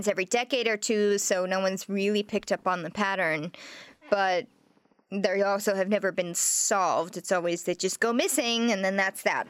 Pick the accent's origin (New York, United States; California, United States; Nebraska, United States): Nebraska, United States; I'm from Nebraska. I was born in Nebraska, so being from Nebraska